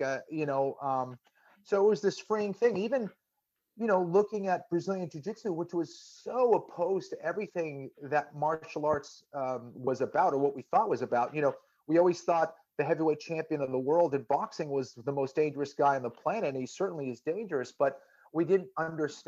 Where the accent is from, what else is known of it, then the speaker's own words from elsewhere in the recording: Boston, Massachusetts, United States; a Catholic kid growing up in Boston